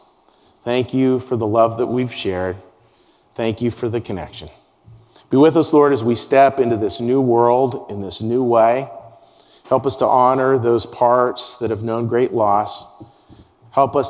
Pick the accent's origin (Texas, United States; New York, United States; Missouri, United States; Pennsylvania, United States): Pennsylvania, United States; Pittsburgh; moved away; out of my hometown of Pittsburgh, Pennsylvania